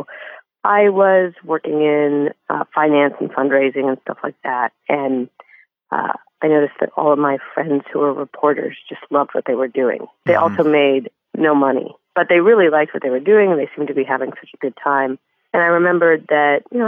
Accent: Denver, Colorado, United States; my hometown newspaper in Denver

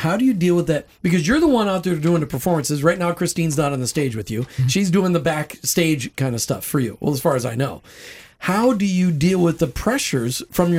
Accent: New Jersey, United States; I'm from New Jersey.

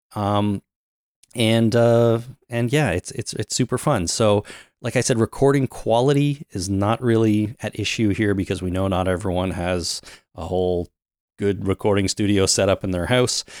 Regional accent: Canada; I'm Canadian

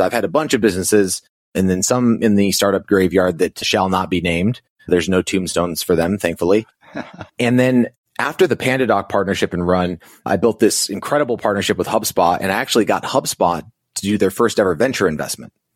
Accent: Navajo Indian Reservation, New Mexico, United States; I grew up on the Navajo Indian Reservation in New Mexico, lived there for about twenty years.

